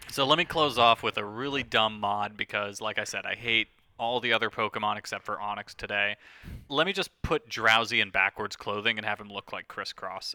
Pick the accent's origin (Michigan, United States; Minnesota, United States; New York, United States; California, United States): New York, United States; I grew up in New York